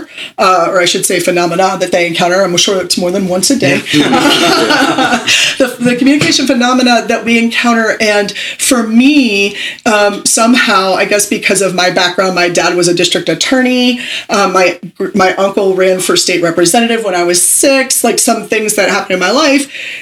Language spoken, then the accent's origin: English; Pittsburgh, Pennsylvania, United States; I am originally from Pittsburgh, Pennsylvania